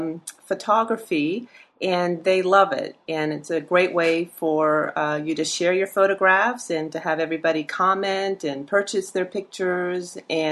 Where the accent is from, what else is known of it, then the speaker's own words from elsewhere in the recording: Gainesville, Florida, United States; I have become a professional family and portrait photographer here in my hometown in Gainesville, Florida.